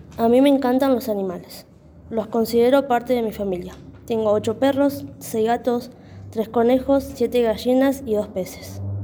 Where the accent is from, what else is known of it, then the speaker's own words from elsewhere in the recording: Mariano Moreno, Neuquén, Argentina; nacida y criada en Mariano Moreno.